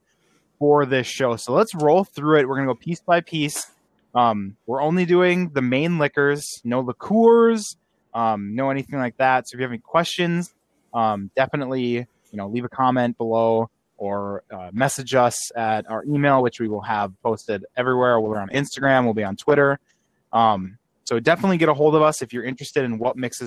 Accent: Wisconsin, United States; I am from Wisconsin.

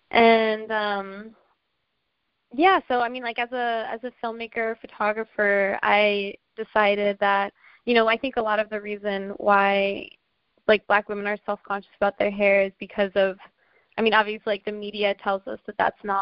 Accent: Washington, District of Columbia, United States; uh, I'm from Washington, D.C. Um, my dad is originally from St. Barts, which is a small island in the Caribbean, so I identify as like Afro Caribbean American.

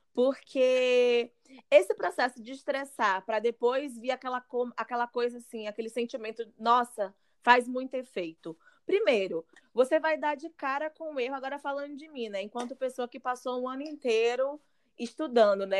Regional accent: Northeast Region, Brazil; moved away as an adult; also born or lived in Southeast Brazil; eu sinto enquanto mulher negra e nordestina, que saí do Nordeste, vim aqui para o Sudeste para tentar carreira

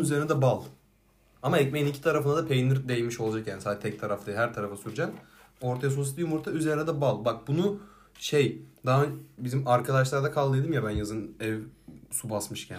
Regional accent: Silifke, Mersin, Turkey; moved away; Silifke'de benim bizim oralarda

